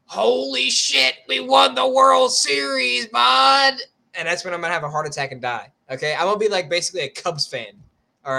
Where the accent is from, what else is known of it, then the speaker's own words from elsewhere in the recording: New York, United States; I was born in New York.